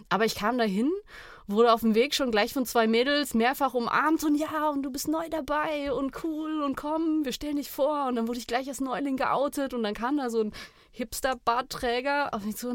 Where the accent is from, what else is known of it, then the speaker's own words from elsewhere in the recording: Freiburg, Baden-Württemberg, Germany; Ich komme aus Freiburg